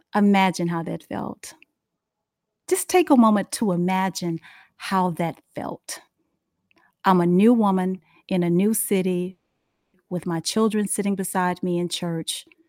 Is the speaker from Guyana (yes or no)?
no; Dallas, Texas, United States; moved away as an adult; now in Charlotte, United States; I'm from Dallas, Fort Worth